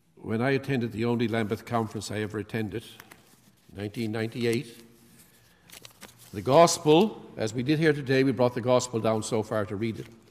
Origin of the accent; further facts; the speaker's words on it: Canada; I'm from Canada